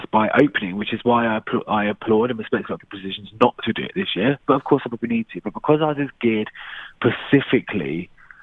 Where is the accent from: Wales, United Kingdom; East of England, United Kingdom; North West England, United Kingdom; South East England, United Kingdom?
East of England, United Kingdom; Luton; I'm from Luton